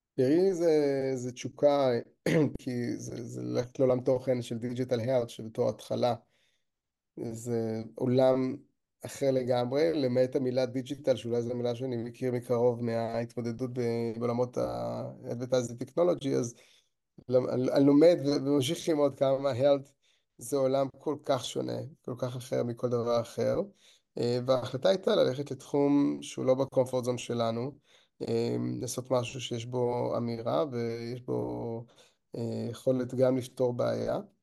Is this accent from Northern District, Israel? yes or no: no; Kiryat Ata, Haifa District, Israel; נולדתי בקריות, בקריית אתא, ובתיכון הייתי בקריית ביאליק